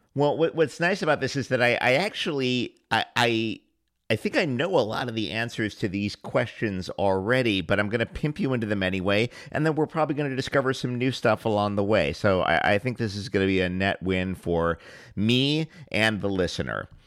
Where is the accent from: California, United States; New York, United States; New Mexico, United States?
New York, United States; New York City; I grew up in the in Hell's Kitchen in, in New York City in the '70s